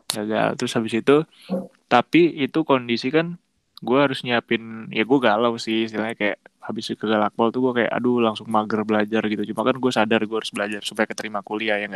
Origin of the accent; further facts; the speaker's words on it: Jember, East Java, Indonesia; dulu gue pas kecil di Jember juga ngomong tiap hari Jawa jadi ya terus tiap tahun juga mudik ke Jember jadi ya yang yang terus lah bahasa Jawa gitu jadi